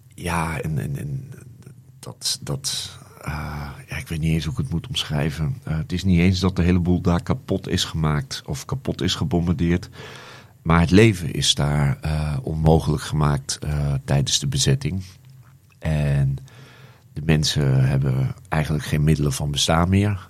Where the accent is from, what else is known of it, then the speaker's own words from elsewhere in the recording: Netherlands; ik uit Nederland kom